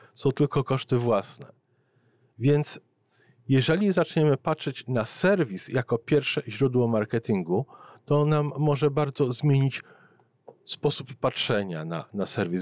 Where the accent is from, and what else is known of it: Poland; born or raised there; moved away as an adult; now in Canada